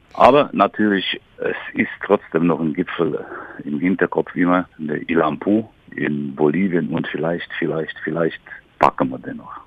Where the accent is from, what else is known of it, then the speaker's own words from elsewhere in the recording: Criț, Brașov County, Romania; moved away as an adult; also born or lived in Sighișoara; now in Germany; Ich bin geboren in Deutschkreuz, das ist auch Rumänisch Kritz